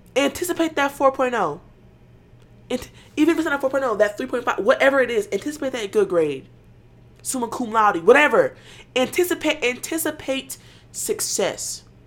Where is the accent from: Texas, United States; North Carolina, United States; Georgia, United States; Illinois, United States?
Georgia, United States; Atlanta; I'm from Atlanta